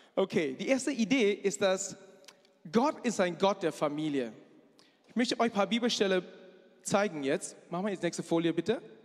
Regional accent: Malaysia; German is a second language; moved away as an adult; now in Germany; Ich komme aus Malaysia, aber ich sehe sehr chinesisch aus, denn ich bin Chinese

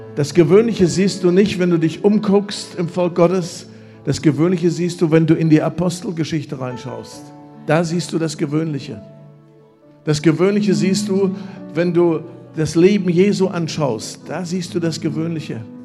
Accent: Germany; also born or lived in Lüdenscheid

